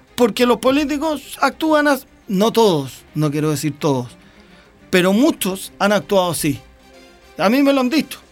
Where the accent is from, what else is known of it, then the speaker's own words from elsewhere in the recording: Longaví, Maule, Chile; soy de Longaví